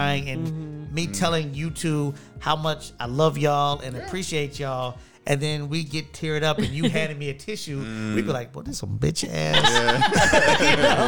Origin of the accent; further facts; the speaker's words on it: Detroit, Michigan, United States; now in Florida, United States; growing up in Detroit